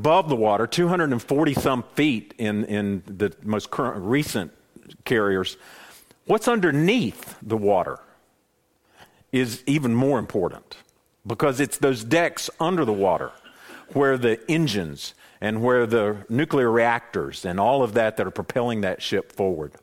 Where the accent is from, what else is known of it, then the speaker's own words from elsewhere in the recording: Boone, North Carolina, United States; I'm born in the mountains, born and raised in Boone